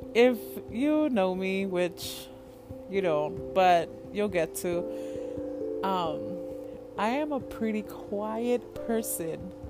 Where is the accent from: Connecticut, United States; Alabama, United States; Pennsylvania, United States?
Connecticut, United States; I am from Connecticut